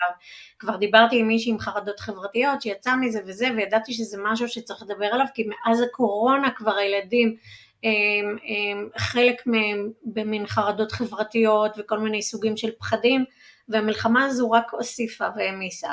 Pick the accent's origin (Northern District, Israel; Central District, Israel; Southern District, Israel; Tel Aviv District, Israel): Central District, Israel; Udim; גדלתי במושב אודים